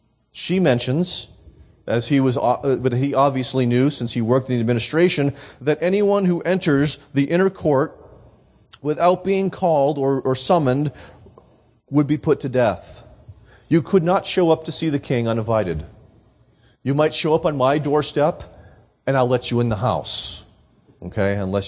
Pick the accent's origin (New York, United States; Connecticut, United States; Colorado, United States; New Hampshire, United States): New Hampshire, United States; Nashua; we had decided to put on an evangelistic concert in my hometown of Nashua